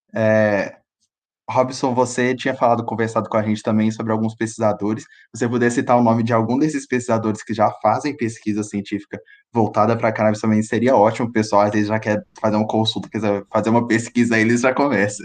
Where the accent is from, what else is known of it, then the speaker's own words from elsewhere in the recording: Conselheiro Lafaiete, Minas Gerais, Brazil; eu sou de Conselheiro Lafayette